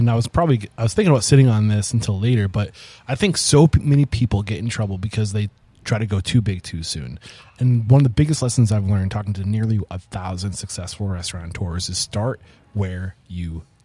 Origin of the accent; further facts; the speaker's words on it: New Hampshire, United States; I'm from New Hampshire. We didn't have those up